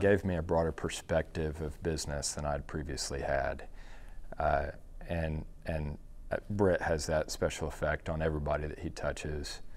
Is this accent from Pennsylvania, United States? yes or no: no; Dallas, Texas, United States; I grew up in Dallas